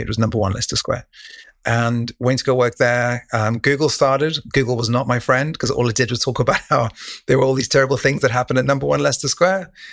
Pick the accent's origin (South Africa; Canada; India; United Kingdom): South Africa; Cape Town, Western Cape; moved away; also born or lived in Taiwan / Thailand; when I was a kid, I grew up in Cape Town, South Africa, in a place called Rugby